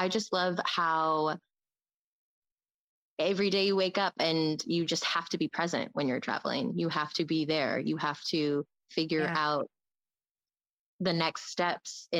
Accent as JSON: {"language": "English", "region": "Midwest", "country": "United States", "tie": "born or raised there", "said": "Born and raised in the Midwest, but none of my family's from here. Mom's from Brooklyn, New York. Dad from Guyana, South America"}